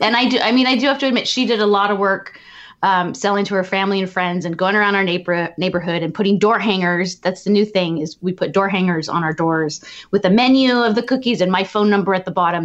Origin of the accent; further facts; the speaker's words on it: Southern California, United States; I am from Southern California